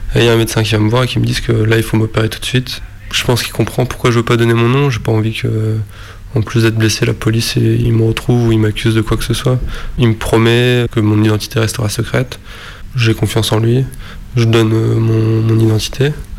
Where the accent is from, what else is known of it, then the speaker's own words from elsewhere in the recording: Lille, Hauts-de-France, France; Je viens de Lille, j'ai 25 ans.